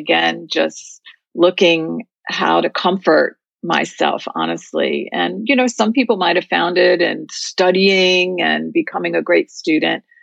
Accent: Virginia, United States; I grew up in Virginia in a very close-knit Jewish community

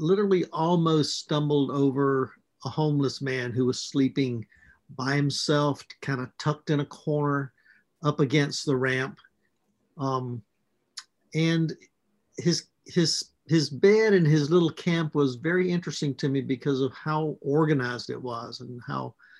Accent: Mississippi, United States; I was raised in Mississippi

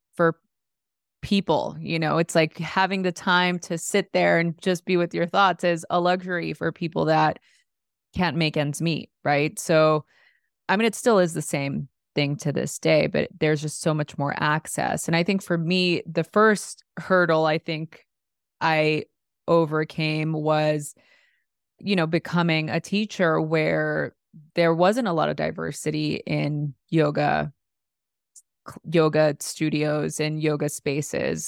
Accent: Los Angeles, California, United States; growing up in East L A during the L A riots in a really chaotic environment, first generation Mexican-American

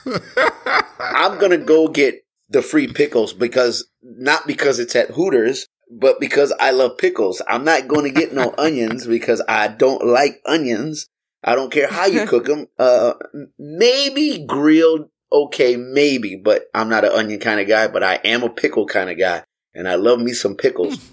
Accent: Texas, United States; I grew up in Texas and, uh, and I grew up around a lot of family that had guns

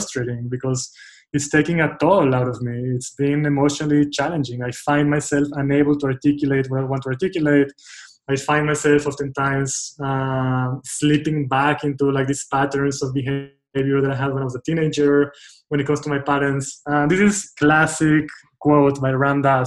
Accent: Israel; moved away; I grew up in Israel, and through middle school, through high school, through my, you know, like young adulthood, I was part of a very tightly knit, strong group of friends

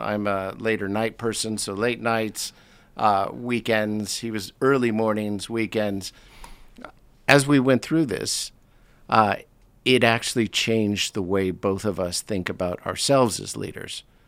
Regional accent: United States; moved away as an adult; now in London, United Kingdom; I was born in the States, uh, came over here about twenty-eight years ago for a one-year assignment

